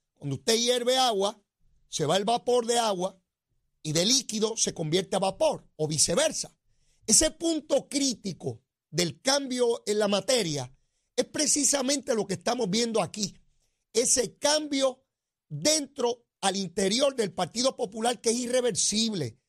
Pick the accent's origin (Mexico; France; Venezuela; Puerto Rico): Puerto Rico; como ciudadanos americanos, puertorriqueños, porque seguimos siendo lo mismo